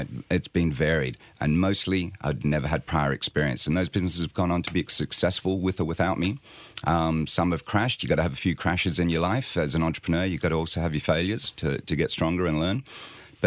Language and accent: English; Sydney, New South Wales, Australia; also born or lived in London; now in Bournemouth, United Kingdom